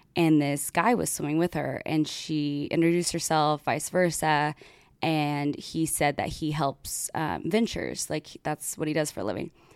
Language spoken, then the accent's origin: English; United States; I'm American